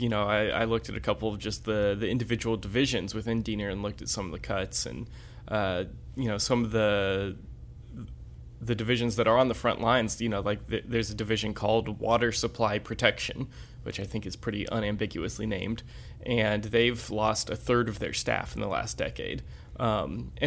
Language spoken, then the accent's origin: English; Florida, United States; now in North Carolina, United States; I'm from Florida